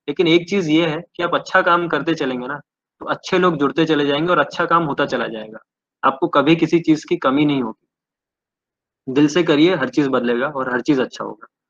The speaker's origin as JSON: {"language": "Hindi", "area": "Baral village near Cuttack", "region": "Odisha", "country": "India", "said": "मैं एक गांव से बिलोंग करता हूँ गांव का नाम है बराल जो बॉलिस मोजा में बॉलिस मोजा is a place near Cuttack Odisha"}